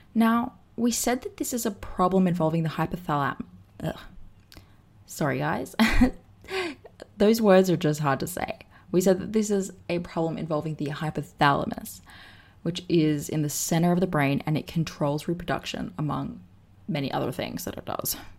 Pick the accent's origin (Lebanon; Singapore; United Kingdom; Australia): Australia; now in Austin, United States; I am from Australia, but I live in the States now